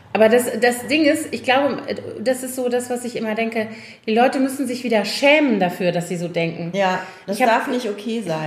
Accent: Koblenz, Rhineland-Palatinate, Germany; aus meiner Heimatstadt noch von, also aus Schülertagen

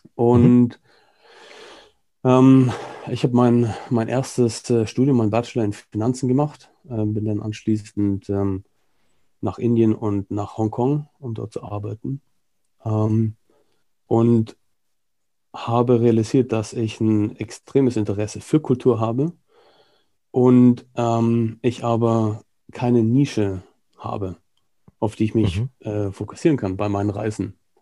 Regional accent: Germany; moved away as an adult; also born or lived in United Kingdom / Hong Kong / Singapore / Australia; now in Barcelona, Spain; ich bin äh, halber Brite, halber Deutscher, habe mein halbes Leben in Deutschland verbracht

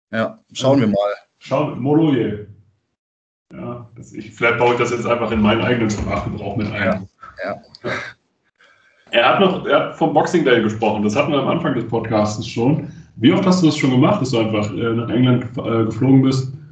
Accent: Hildesheim, Lower Saxony, Germany; Ich kann nur, ich komme ich komm aus Hindesheim, ich kann nur Hochdeutsch.

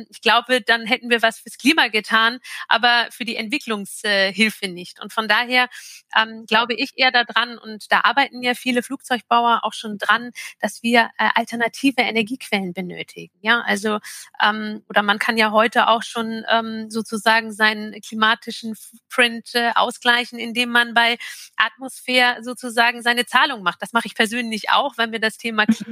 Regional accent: Turkey; in natürlich meine, äh, meine Heimat und mein Reiseland Türkei

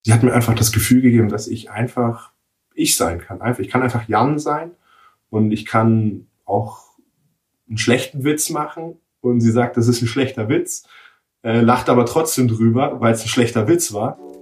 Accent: Nuremberg, Bavaria, Germany; ich bin gebürtiger Nürnberger

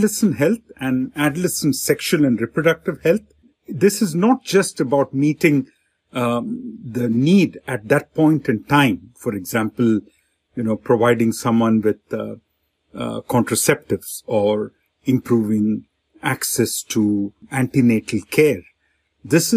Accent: India; I grew up in India in a, you know, middle class family

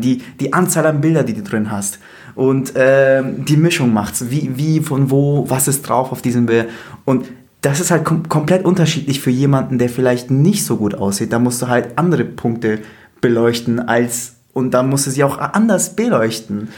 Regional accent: Bavaria, Germany; Ich komme aus Bayern

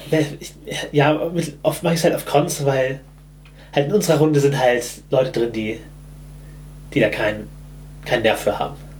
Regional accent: Germany; ich bin halt im Hamburger Speckgürtel aufgewachsen

